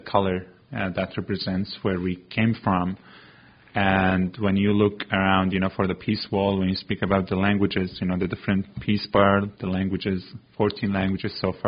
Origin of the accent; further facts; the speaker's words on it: Syria; also born or lived in Antigonish, Nova Scotia, Canada; now in Nova Scotia, Canada; We call it our home after we lost our home in Syria